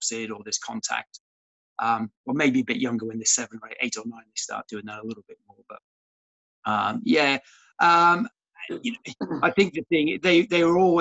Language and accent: English; Cardiff, Wales, United Kingdom; moved away as an adult; also born or lived in Australia / Bath; when I was 9 years old, my parents moved to Cardiff.